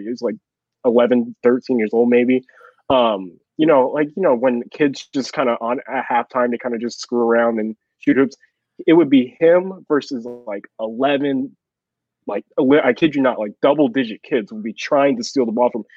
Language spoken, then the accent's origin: English; Chino Hills, California, United States; now in Texas, United States; I grew up in Chino Hills